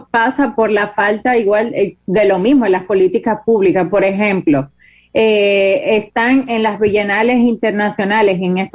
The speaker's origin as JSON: {"language": "Spanish", "country": "Dominican Republic"}